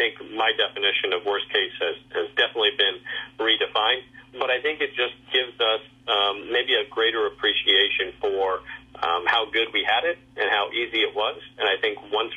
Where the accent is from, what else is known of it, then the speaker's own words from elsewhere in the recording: San Antonio, Texas, United States; also born or lived in Albuquerque, New Mexico; now in upstate New York, United States; I grew up in San Antonio, Texas